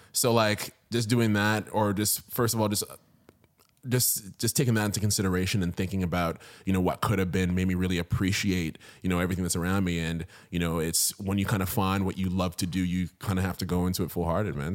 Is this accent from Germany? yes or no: no; Ottawa, Ontario, Canada; moved away as an adult; now in Toronto, Canada; born and raised in Ottawa, Ontario